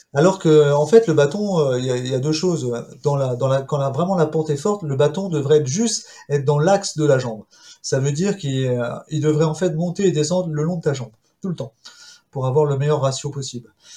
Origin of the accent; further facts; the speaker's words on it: Val-André, Brittany, France; je suis originaire d'un petit village des Côtes d'Armor qui est Val-André, d'un petit port de Daouette